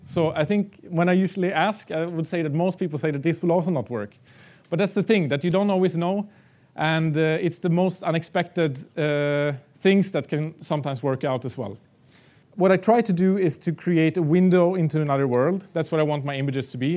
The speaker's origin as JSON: {"language": "English", "country": "Sweden", "tie": "born or raised there", "moved": "as an adult", "lives_now": "Prague, Czech Republic", "said": "now I live in Prague and Czech Republic, I come back to Sweden to the areas where I grew up"}